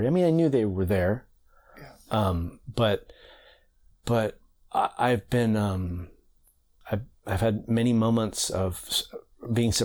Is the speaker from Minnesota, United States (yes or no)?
no; Bainbridge Island, Washington, United States; I grew up on Bainbridge Island mostly in Puget Sound